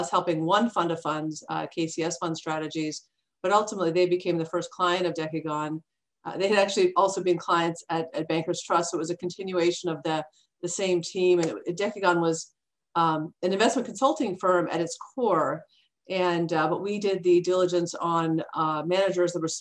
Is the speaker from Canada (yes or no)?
yes; Mississauga, Ontario, Canada; moved away as an adult; now in United States; Toronto, just outside of the Toronto area, and in Mississauga.